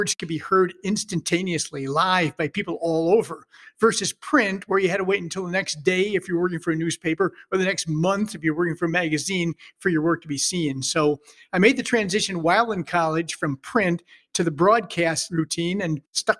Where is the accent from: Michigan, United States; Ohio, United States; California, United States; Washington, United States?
Michigan, United States; Detroit; now in St. Louis, United States; I grew up in Detroit, Michigan. Yes, indeed. And middle-class family. I had a couple of brothers. … And we had a pretty normal childhood. I went to a burgeoning young Catholic high school in the suburbs